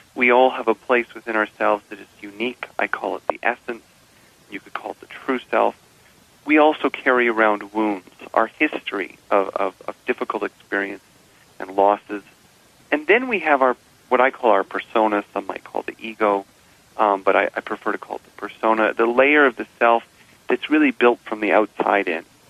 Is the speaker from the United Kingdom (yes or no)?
no; Canada; I'm a Canadian